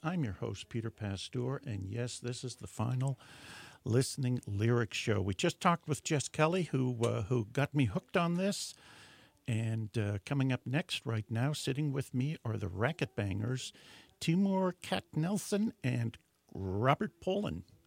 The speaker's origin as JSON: {"language": "English", "country": "Netherlands", "tie": "born or raised there", "moved": "yes", "said": "I was born in Holland and still have yeah. cousins there, and so I go back occasionally"}